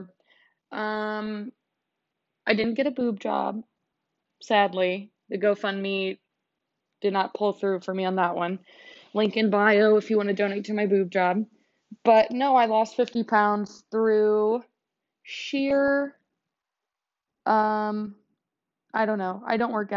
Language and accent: English; United States